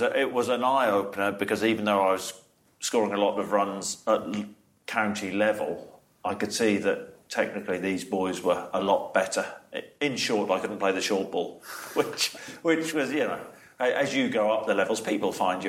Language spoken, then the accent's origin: English; Norwich, East of England, United Kingdom; also born or lived in Nottingham; I wasn't born in Norwich. I was born in Nottingham, but always brought up in Norwich, a little village just outside.